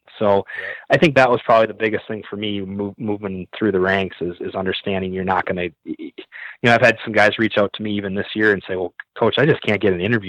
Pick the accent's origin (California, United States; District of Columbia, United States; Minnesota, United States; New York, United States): Minnesota, United States; now in South Dakota, United States; I decide I'm going to go back to Minnesota, my hometown